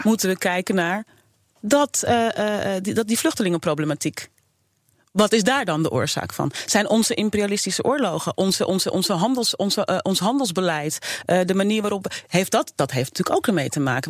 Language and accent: Dutch; Suriname; now in Netherlands; Ik ben geboren in Suriname